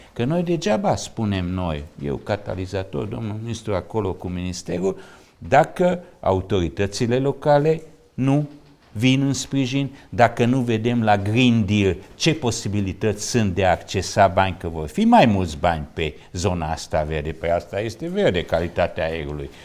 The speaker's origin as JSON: {"language": "Romanian", "town": "Târgu Mureș", "region": "Mureș County", "country": "Romania", "said": "sunt din Târgu Mureș"}